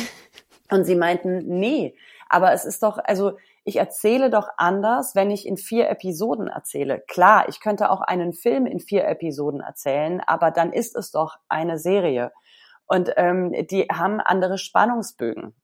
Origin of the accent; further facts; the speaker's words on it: Berlin, Germany; ich als Berlinerin